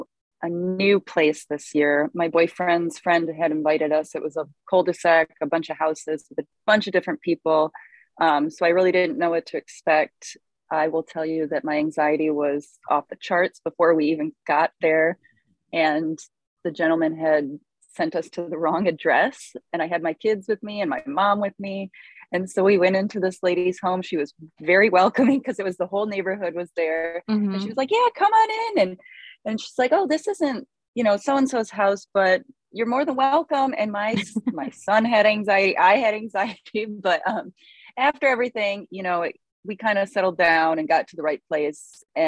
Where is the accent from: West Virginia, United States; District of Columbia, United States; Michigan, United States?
Michigan, United States; Detroit; also born or lived in various; And I am originally from Detroit. I've moved all over. I was in the Navy.